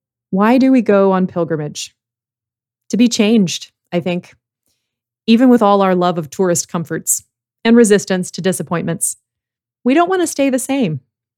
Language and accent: English; United States; As an American Anglican